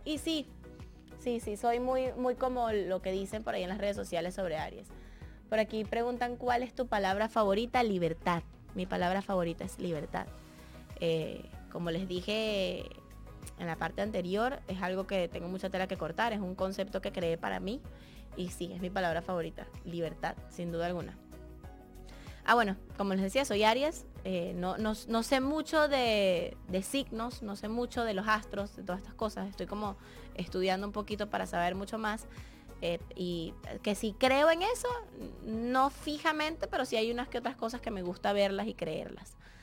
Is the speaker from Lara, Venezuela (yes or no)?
yes; Barquisimeto, Lara, Venezuela; Yo soy de Barquisimeto, de Venezuela. Crecí como la niña artista